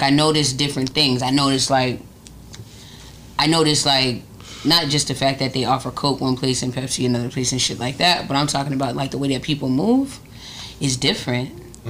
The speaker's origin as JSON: {"language": "English", "town": "Atlanta", "region": "Georgia", "country": "United States", "tie": "born or raised there", "also_born_or_lived": "Oakland, California / Connecticut / Texas / Maryland"}